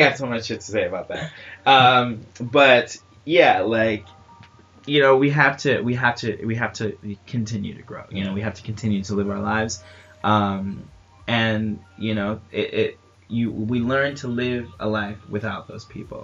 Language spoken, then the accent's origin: English; New York, United States; I'm I'm from New York